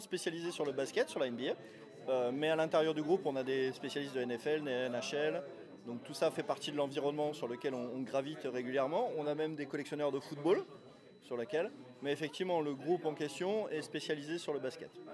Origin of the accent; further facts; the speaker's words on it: Toulouse, Occitania, France; moi je suis toulousain